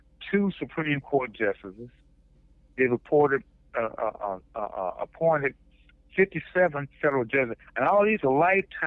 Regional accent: Detroit, Michigan, United States; but the only reason I said that is because I'm from Detroit.

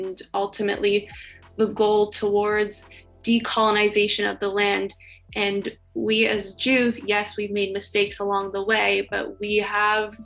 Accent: Canada; growing up in Canada.

